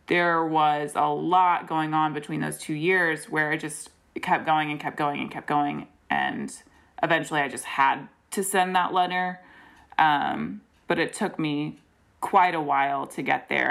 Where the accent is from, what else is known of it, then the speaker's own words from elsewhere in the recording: Greensboro, North Carolina, United States; moved away; I grew up in Greensboro and then moved back for grad school